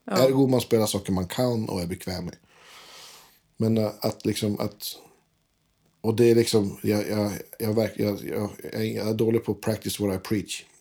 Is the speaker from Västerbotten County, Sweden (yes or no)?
yes; inland Västerbotten, Västerbotten County, Sweden; jag är från Västerbottens inland